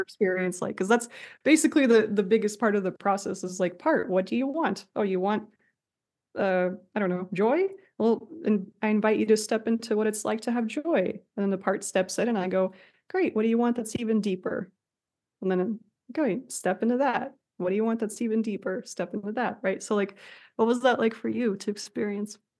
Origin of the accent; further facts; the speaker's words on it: Russia; moved away; I'm from Russia